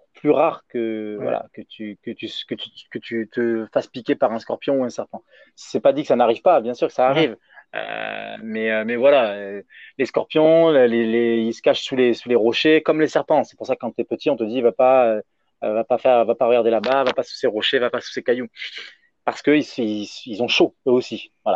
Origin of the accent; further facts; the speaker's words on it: France; en tant que Français